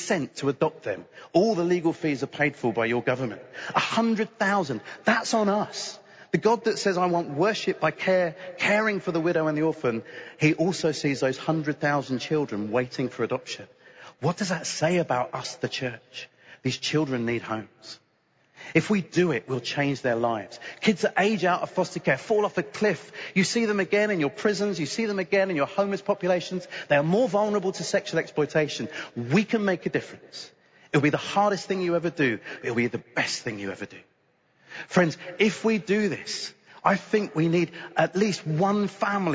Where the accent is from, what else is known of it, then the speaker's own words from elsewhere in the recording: United Kingdom; I'm British